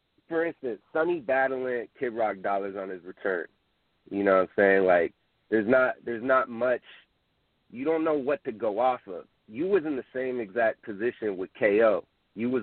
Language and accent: English; California, United States; I'm from Cali